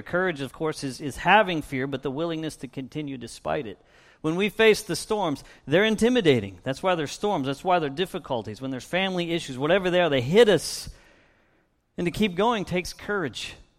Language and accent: English; Erie, Pennsylvania, United States; now in Little Rock, United States; I didn't choose to be born in, in Erie, Pennsylvania. I grew up just a couple of miles south of Lake Erie